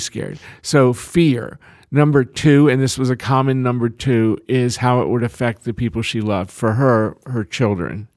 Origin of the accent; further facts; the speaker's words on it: Lexington, United States; my hometown of, of Lexington